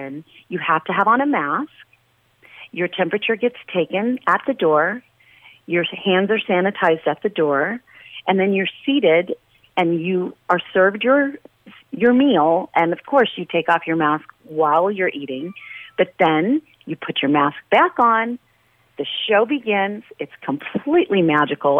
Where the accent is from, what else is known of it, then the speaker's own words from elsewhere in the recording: New York City, New York, United States; moved away as an adult; now in Las Vegas, United States; I'm from Brooklyn. I always say verklempt.